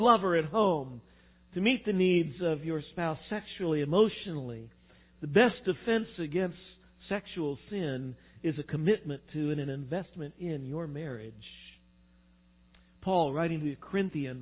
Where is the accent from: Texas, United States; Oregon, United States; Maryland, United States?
Texas, United States; West; now in Midwest, United States; I grew up out in West Texas